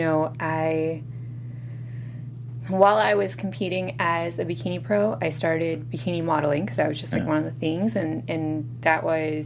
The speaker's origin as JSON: {"language": "English", "region": "New York", "country": "United States", "said": "I'm from New York"}